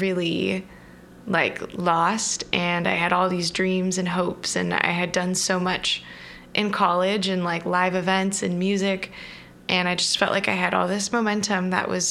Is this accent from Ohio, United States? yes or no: no; Southern California, United States; I grew up in Southern California, pretty close to the beach